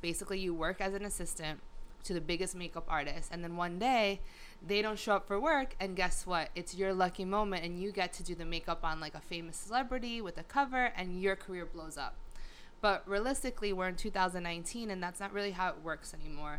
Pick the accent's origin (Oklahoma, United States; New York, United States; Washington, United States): New York, United States; Long Island; moved away as an adult; also born or lived in Los Angeles; now in New York City, United States; I'm a Long Island girl, 100%